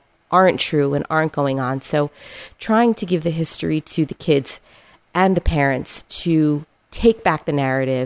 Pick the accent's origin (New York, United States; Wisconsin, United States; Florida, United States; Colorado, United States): Florida, United States; Miami; moved away as an adult; now in Atlanta, United States; I'm originally from Miami